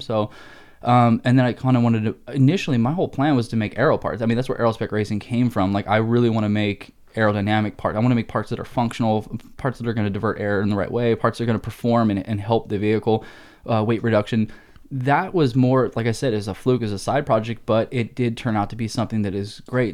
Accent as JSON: {"language": "English", "town": "Rancho Cucamonga", "region": "California", "country": "United States", "tie": "born or raised there", "also_born_or_lived": "Pennsylvania / Buena Park, California / Arizona", "moved": "as an adult", "lives_now": "Phoenix, United States", "said": "my high school and teen years were kind of Rancho, Buena Park area out here in Southern California"}